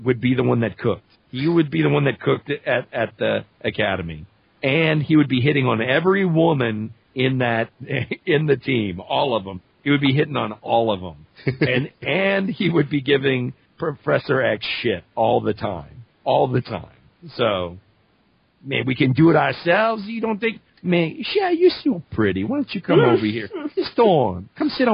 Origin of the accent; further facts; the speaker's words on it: Louisiana, United States; accent: Cajun; I'm from Louisiana, and my Cajun accent comes out only when I'm, like, really angry